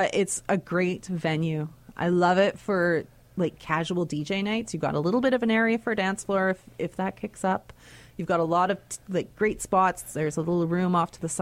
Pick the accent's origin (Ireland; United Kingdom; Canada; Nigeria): Canada; we're great Canadians